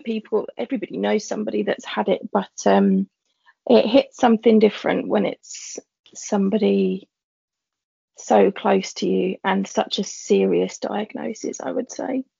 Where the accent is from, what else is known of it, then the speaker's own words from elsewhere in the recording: London, United Kingdom; I'm a teacher from East London, born and bred.